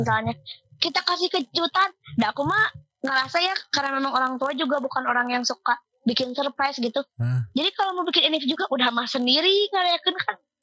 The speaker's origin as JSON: {"language": "Indonesian", "town": "Cimahi", "region": "West Java", "country": "Indonesia", "tie": "born or raised there", "also_born_or_lived": "Kopo", "said": "Aku lahir di Cimahi, tinggal di Kopo, rumah di Cibide."}